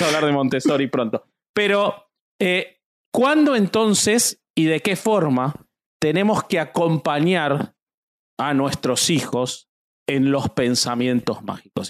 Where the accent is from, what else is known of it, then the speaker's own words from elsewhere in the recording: Argentina; yo soy argentino